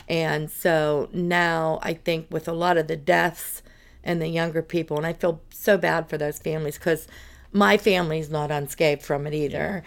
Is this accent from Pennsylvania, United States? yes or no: yes; North Buffalo Township, Pennsylvania, United States; I was born and raised in North Buffalo. Township, uh, Armstrong County